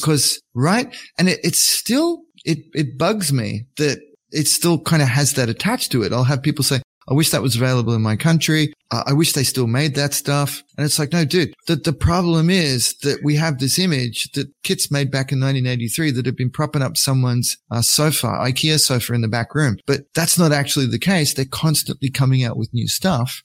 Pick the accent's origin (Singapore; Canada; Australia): Australia; moved away; also born or lived in Japan; I pretend to be an English speaker first, you know, because I'm Australian